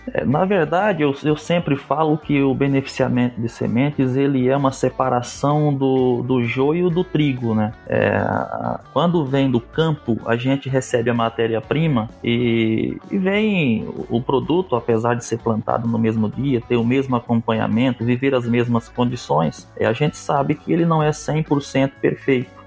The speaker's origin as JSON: {"language": "Portuguese", "region": "Northeast Region", "country": "Brazil", "moved": "as an adult", "lives_now": "Mato Grosso, Brazil", "said": "eu sou nordestino"}